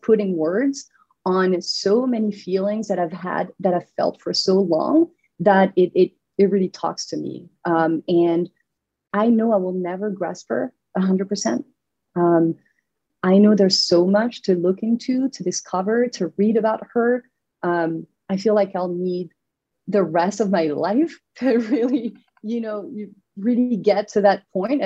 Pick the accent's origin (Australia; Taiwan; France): France; southern France; moved away as an adult; also born or lived in New York; now in Westchester, United States; I'm from France. I'm from the south of France, you know, where the lavender fields are.